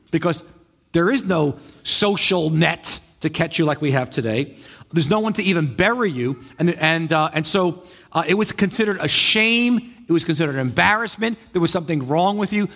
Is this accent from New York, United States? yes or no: yes; New York, United States; I'm a New Yorker, right? So, you know, when you live in New York a long time